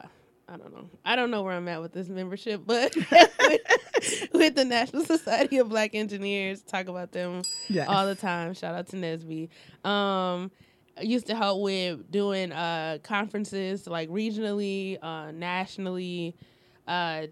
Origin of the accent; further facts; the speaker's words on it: Detroit, Michigan, United States; I'm from Detroit, from the east side